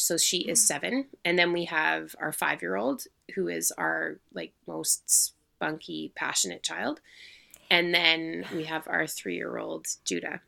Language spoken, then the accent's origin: English; Manitoba, Canada; moved away; I'm actually originally from Manitoba